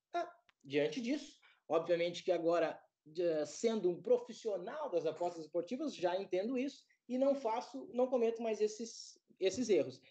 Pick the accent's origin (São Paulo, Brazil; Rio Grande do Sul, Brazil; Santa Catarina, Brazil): Rio Grande do Sul, Brazil; eu sou do Rio Grande do Sul